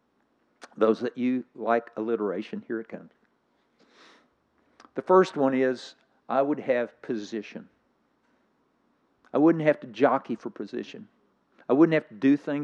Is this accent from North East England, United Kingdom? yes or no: no; Scotland, United Kingdom; I'm from Scotland.